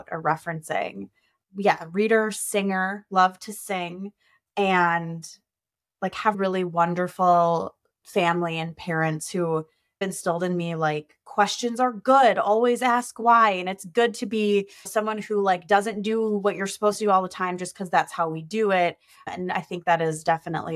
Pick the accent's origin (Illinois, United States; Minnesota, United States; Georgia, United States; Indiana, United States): Minnesota, United States; I am a Minnesotan.